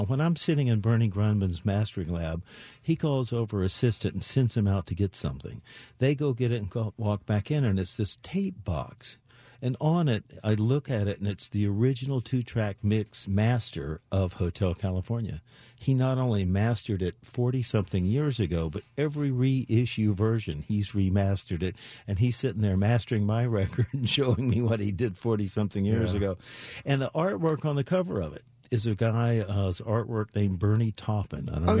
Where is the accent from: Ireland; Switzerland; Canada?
Canada; So being Canadian, as most Canadians are, very humble